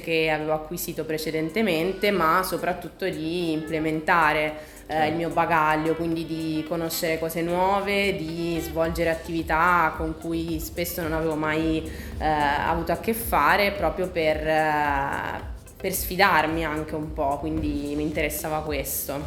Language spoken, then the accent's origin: Italian; Pescara, Abruzzo, Italy; also born or lived in Milan; sono ritornata a Pescara, che è la mia città natale, dove appunto attualmente vivo